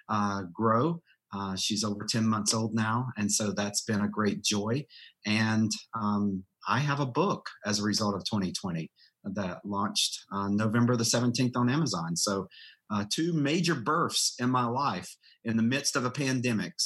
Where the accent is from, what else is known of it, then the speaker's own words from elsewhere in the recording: rural North Carolina, United States; I was born and raised in rural North Carolina in the mountains, foothills area.